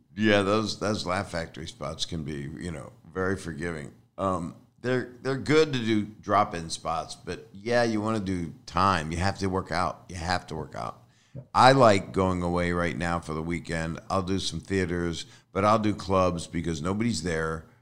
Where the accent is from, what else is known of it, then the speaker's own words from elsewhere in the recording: Philadelphia, Pennsylvania, United States; I am a fool from Philly.